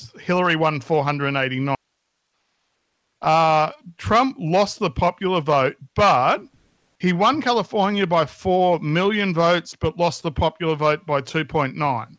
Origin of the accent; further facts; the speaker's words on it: Australia; I'm Australian